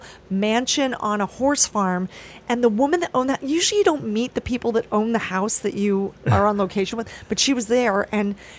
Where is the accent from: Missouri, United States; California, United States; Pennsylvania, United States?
Pennsylvania, United States; Philadelphia; moved away; I'm originally from Philadelphia. And I got to stay in a hotel a mile from my high school